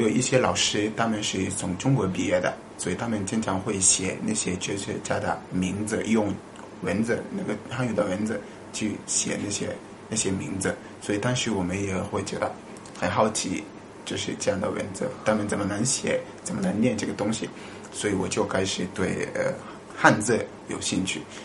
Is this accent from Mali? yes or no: yes; Mali; Chinese is a second language; moved away as an adult; now in China; 我是来自马里